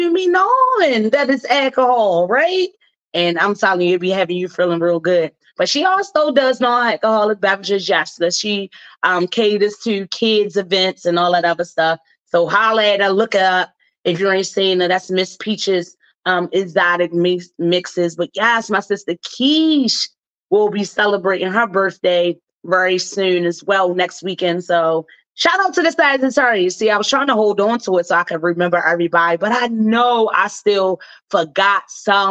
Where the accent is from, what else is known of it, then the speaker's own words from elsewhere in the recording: Baltimore, Maryland, United States; my hometown